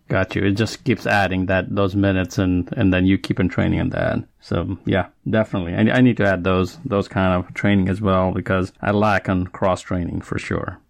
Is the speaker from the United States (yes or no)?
no; Nepal; moved away; That's my home country